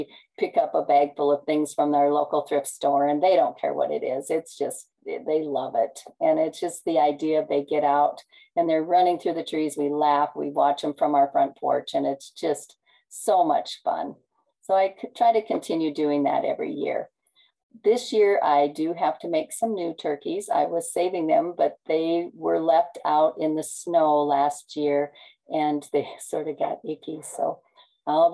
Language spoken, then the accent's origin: English; Nebraska, United States; I'm from Nebraska